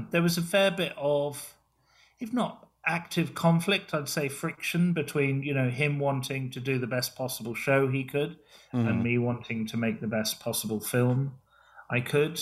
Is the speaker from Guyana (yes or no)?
no; England, United Kingdom; I grew up in England as punk rock was happening.